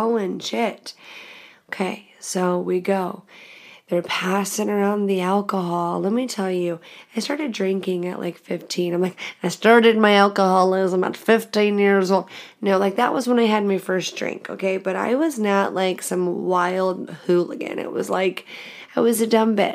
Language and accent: English; The Woodlands, Texas, United States; I'm from Texas